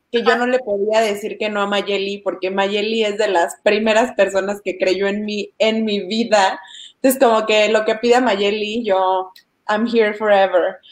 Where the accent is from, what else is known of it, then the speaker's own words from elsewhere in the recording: Chiapas, Mexico; a mí me encanta decir que soy de Chiapas